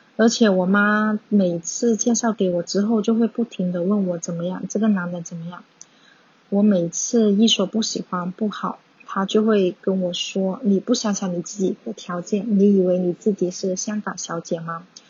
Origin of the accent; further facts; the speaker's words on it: Dongguan, Guangdong, China; first language Cantonese; Chinese is a second language; 我来自一个小小的城市东方，虽然经济比较繁荣，但是这里的人思想比较保守，是一个十分重男轻女的地方